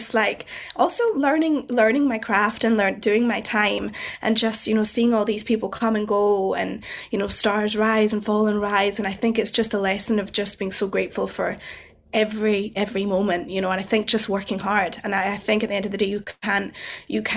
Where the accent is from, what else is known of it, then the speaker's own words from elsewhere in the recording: Scotland, United Kingdom; I'm Scottish